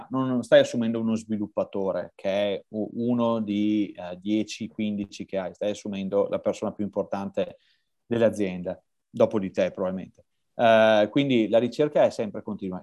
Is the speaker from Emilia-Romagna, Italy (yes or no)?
no; Verona, Veneto, Italy; Io sono di Verona.